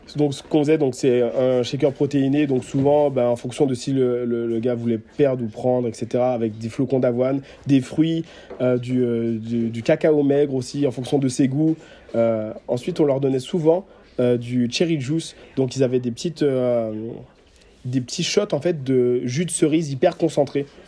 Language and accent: French; Guadeloupe; moved away; je suis de Guadeloupe, donc j'ai vécu, mmh. euh, j'ai vécu 9 ans là-bas